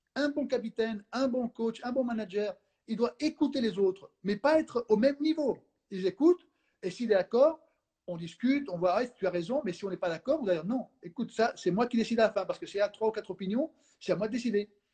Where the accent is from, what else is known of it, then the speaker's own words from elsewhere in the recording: Spain; moved away; je suis espagnol